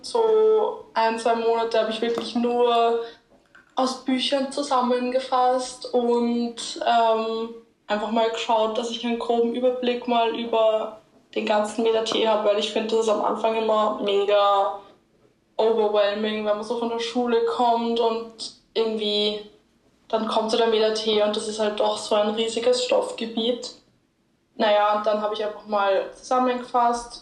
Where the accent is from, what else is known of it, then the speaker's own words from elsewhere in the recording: Linz, Upper Austria, Austria; moved away; Ich komme aus Linz ursprünglich